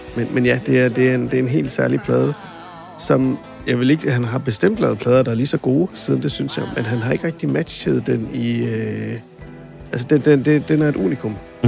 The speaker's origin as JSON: {"language": "Danish", "town": "Randers", "region": "Central Denmark Region", "country": "Denmark", "said": "jeg er jo fra Randers oprindeligt"}